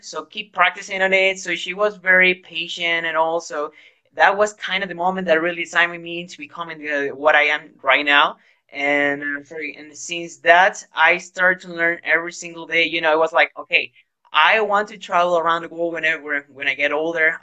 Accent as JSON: {"language": "English", "town": "Guayaquil", "region": "Guayas", "country": "Ecuador", "second_language": "English", "moved": "yes", "lives_now": "Ambato, Ecuador", "said": "I am from Guayaquil, but at the moment I am living in Ambato."}